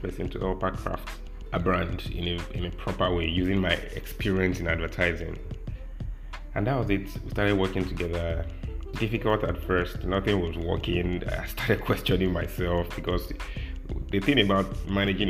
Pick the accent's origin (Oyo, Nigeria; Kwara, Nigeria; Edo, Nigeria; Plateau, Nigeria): Oyo, Nigeria; Ibadan; moved away as an adult; also born or lived in Osun State; now in Lagos, Nigeria; I'm still an Ibadan boy. Yeah, you know, funny thing is that I wasn't born in Ibadan. I'm not from Ibadan. My mom, my dad, nobody's from Ibadan, but we just naturalized